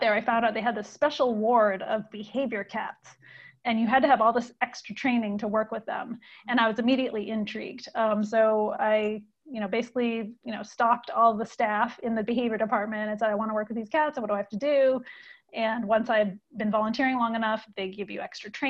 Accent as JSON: {"language": "English", "region": "Maine", "country": "United States", "tie": "born or raised there", "moved": "as an adult", "lives_now": "California, United States", "said": "I'm from the East Coast, so I grew up in Maine"}